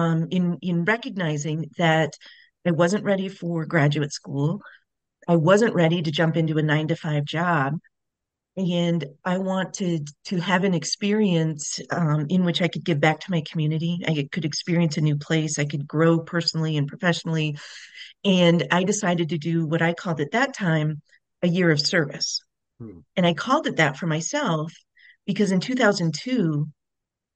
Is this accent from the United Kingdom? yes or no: no; Montana, United States; also born or lived in St. Paul, Minnesota; I was born and raised in Montana, and I only considered universities within Montana